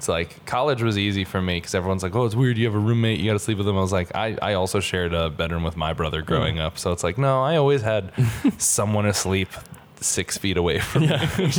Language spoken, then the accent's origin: English; Connecticut, United States; also born or lived in Astoria, New York; now in New York, United States; I grew up in Connecticut, so we'd take the Metro North Railroad, an actual railroad.